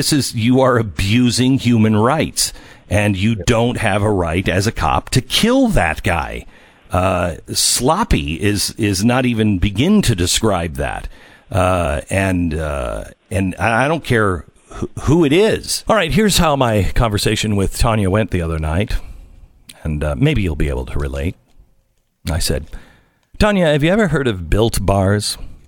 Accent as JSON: {"language": "English", "town": "Seattle", "region": "Washington", "country": "United States", "tie": "born or raised there", "said": "I grew up in Seattle, so I didn't know about Juneteenth."}